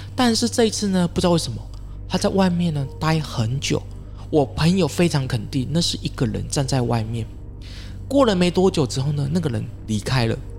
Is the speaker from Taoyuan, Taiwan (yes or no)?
no; Fengyuan, Taichung, Taiwan; 是我的故乡 好，丰原